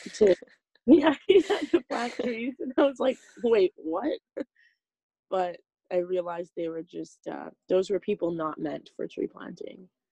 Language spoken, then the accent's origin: English; Saskatchewan, Canada; moved away as an adult; now in British Columbia, Canada; I'm from Saskatchewan.